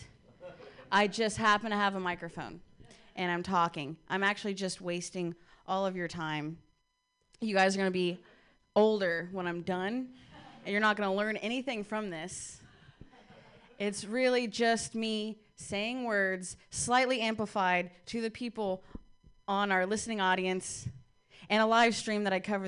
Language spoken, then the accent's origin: English; Ohio, United States; I'm from Ohio